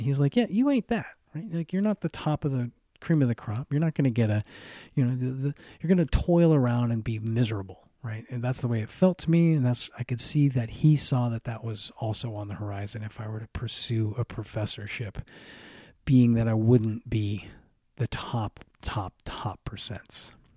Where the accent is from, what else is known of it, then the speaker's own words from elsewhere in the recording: United States; I grew up in America.